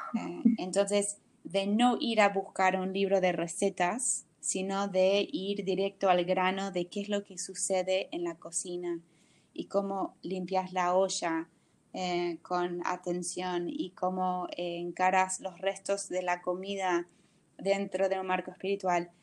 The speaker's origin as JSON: {"language": "Spanish", "country": "United States", "second_language": "Spanish", "moved": "as an adult", "lives_now": "Buenos Aires, Argentina", "said": "de ya no tan norteamericana y nunca del todo argentina"}